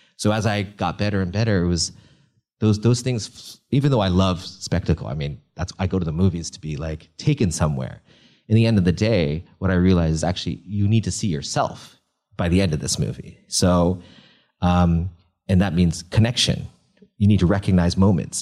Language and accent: English; Northern California, United States; I grew up in a Chinese restaurant in Northern California.